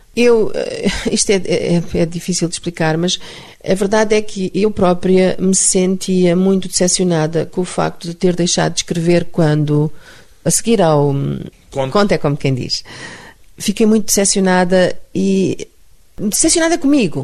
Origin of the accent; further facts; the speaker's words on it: Mozambique; moved away; É a terra onde eu nasci, era uma terra maravilhosa